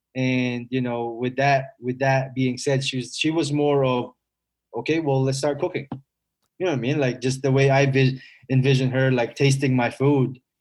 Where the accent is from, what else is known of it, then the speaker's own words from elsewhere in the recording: Philippines; also born or lived in Eagle Grove, Iowa; now in United States; I was a bad kid when I was growing up in the Philippines